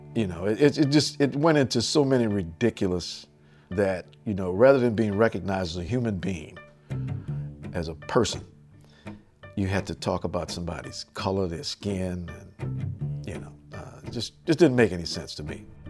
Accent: New Orleans, Louisiana, United States; as a kid uh, growing up in New Orleans

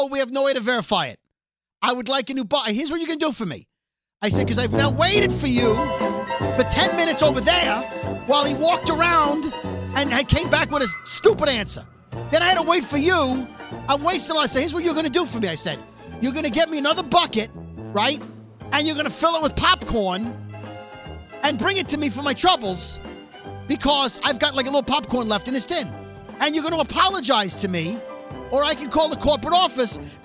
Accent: New York City, New York, United States; we're from Brooklyn!

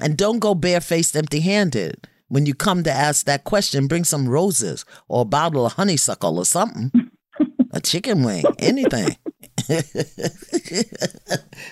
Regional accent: New York City, New York, United States; I come from Brooklyn

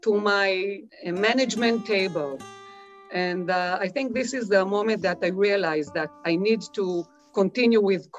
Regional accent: Israel; I was born in the Israeli periphery. We called it Moshav Olim, Moshav settlement

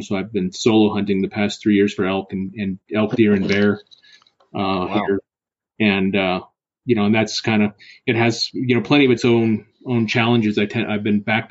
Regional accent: Colorado, United States; I was born and raised in Colorado

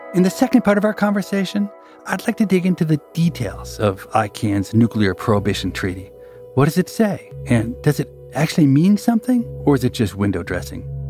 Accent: United States; as an American

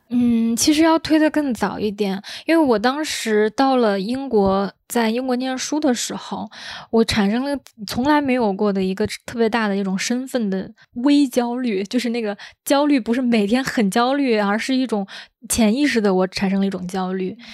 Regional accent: China; moved away as an adult; also born or lived in United Kingdom; 我觉得我是中国人

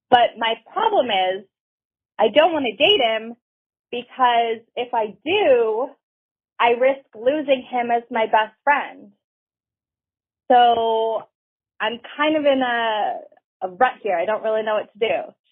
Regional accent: Canada; I'm from Canada.

